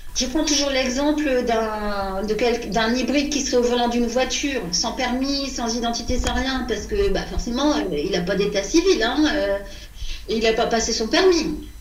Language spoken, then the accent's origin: French; France; quand on est une petite Française de 5-6 ans